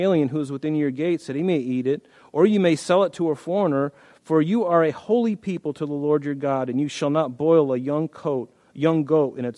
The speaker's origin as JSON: {"language": "English", "country": "United States", "said": "I'm an American."}